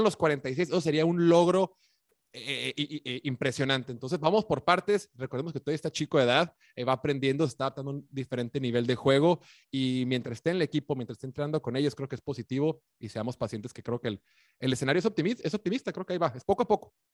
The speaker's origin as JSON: {"language": "Spanish", "country": "Mexico", "said": "somos mexicanos"}